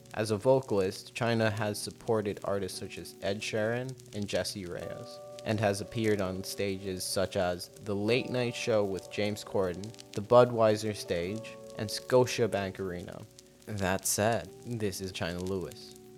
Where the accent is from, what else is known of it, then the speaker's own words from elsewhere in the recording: South Africa; moved away; I'm from South Africa. I grew up in South Africa